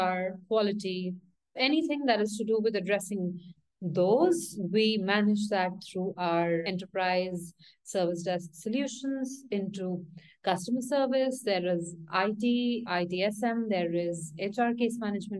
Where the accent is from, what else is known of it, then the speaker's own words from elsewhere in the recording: India; now in Mexico City, Mexico; I'm from India, currently based out of Mexico City